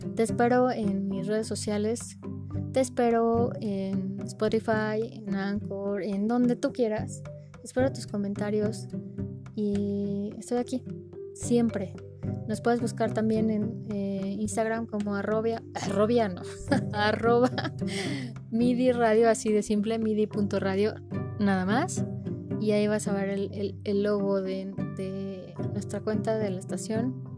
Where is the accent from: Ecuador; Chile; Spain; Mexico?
Mexico; somos mexicanos